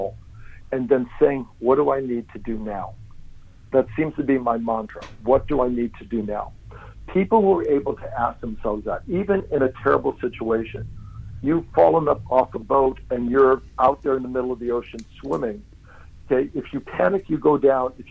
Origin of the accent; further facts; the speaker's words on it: United States; now in New Zealand; I'm American and Italian